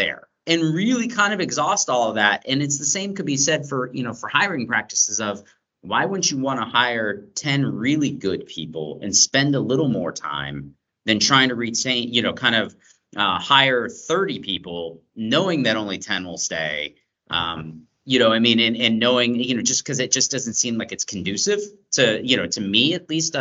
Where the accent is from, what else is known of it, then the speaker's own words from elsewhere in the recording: Atlanta, Georgia, United States; I grew up in Atlanta